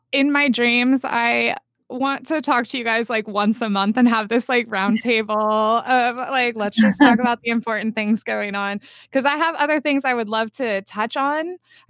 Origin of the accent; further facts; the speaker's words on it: California, United States; I grew up in California at the beach where you recycle everything.